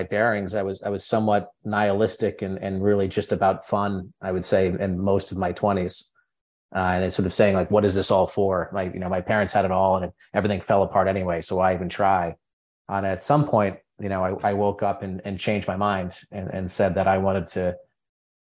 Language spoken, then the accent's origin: English; Berkshire Mountains, countryside of Connecticut, United States; I grew up in the countryside of Connecticut, which does exist, in the Berkshire Mountains.